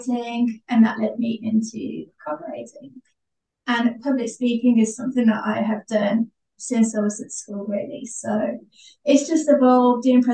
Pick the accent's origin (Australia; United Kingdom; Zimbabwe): United Kingdom; Wolverhampton, West Midlands; I'm from Wolverhampton, which is in the West Midlands in the UK.